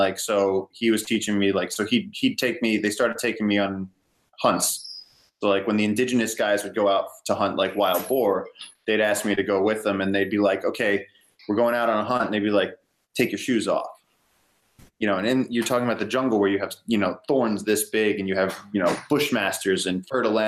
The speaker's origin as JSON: {"language": "English", "region": "New York", "country": "United States", "tie": "born or raised there", "said": "I grew up in New York where everything is so safety conscious and regulated and everything."}